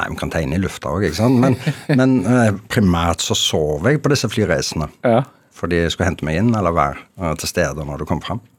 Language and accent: Norwegian; Norway; som ekte nordmann så har jeg det veldig bra nå, fordi endelig får vi være alene